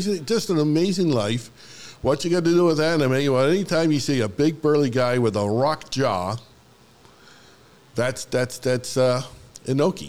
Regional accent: Hamilton, Ontario, Canada; they were from my hometown

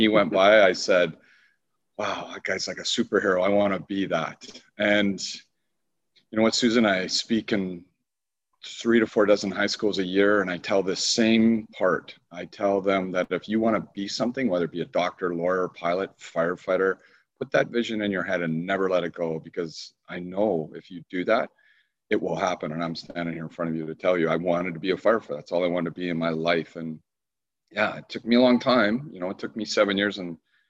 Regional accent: Burnaby, British Columbia, Canada; growing up on Boundary Road, I call it. We call it the hood in Burnaby, but basically it separates East Vancouver from Burnaby

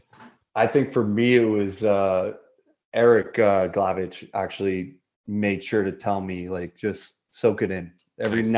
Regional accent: Montreal, Quebec, Canada; moved away; Montreal, my hometown

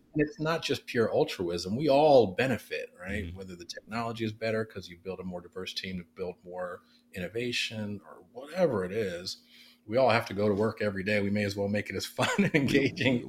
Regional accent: Oakland, California, United States; I am um, uh, born and raised in West Oakland, California

